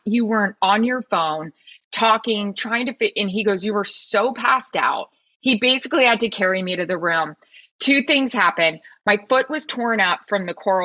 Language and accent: English; Florida, United States; Like I am from Florida